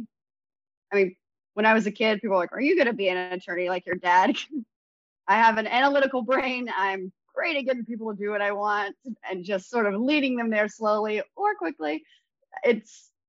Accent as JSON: {"language": "English", "region": "Alabama", "country": "United States", "tie": "born or raised there", "said": "I am about maybe 20 minutes from where I grew up and 10 minutes from the hospital where I was born."}